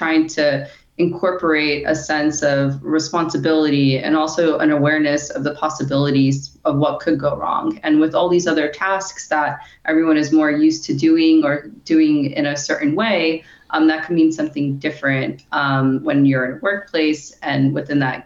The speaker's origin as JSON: {"language": "English", "region": "New York", "country": "United States", "said": "I'm originally from New York"}